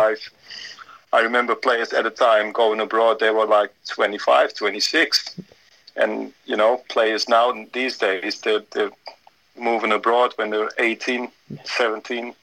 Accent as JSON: {"language": "English", "town": "Amsterdam", "region": "North Holland", "country": "Netherlands", "tie": "born or raised there", "also_born_or_lived": "Ipswich", "moved": "as an adult", "said": "living there, growing up in Amsterdam"}